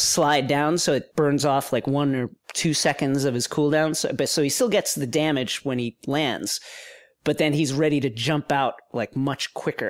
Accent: Levittown, New York, United States; where I grew up in Levittown

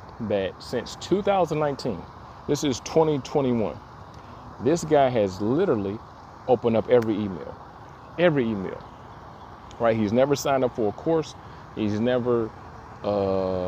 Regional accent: Detroit, Michigan, United States; I am from Detroit

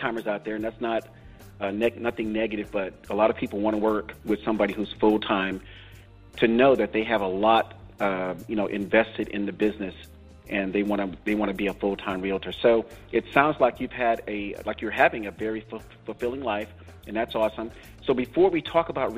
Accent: Northwest Miami-Dade and the Tampa area, Florida, United States; now in Northern California, United States; I grew up in Northwest Miami-Dade and in the Tampa area.

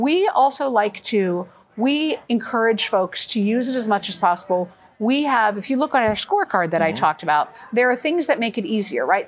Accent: Oregon, United States; I'm from Oregon, where we have been voting at home since the year 2000

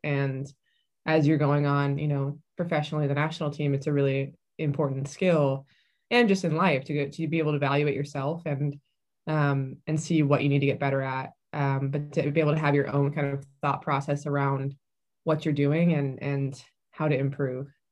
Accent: San Diego, California, United States; I grew up in, mostly in San Diego, California.

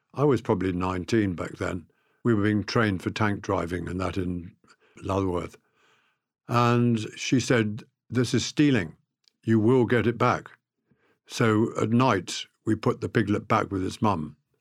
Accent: South Africa; I was brought up in South Africa with a faith

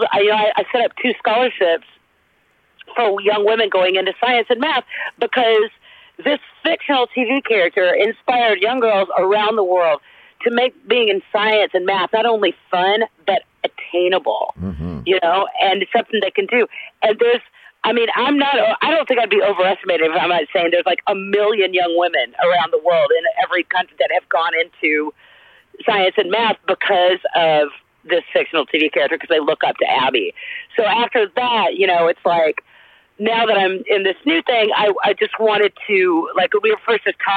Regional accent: the South, United States; accent: Southern; losing my southern accent was for real like learning a new language.

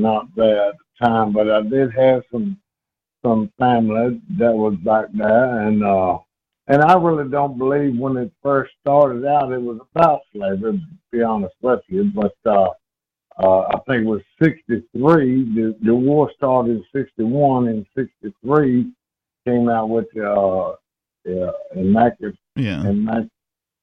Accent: Richmond, Virginia, United States; I'm from Richmond, Virginia, capital of the Confederacy

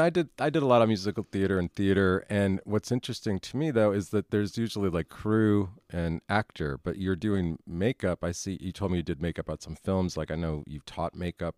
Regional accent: New York, United States; also born or lived in Chicago / Los Angeles / Austin; now in Dallas, United States; I was born in New York.

